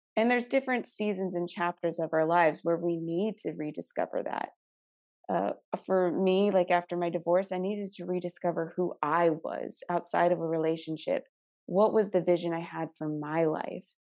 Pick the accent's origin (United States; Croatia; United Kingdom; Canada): United States; Arizona; I'm from Arizona.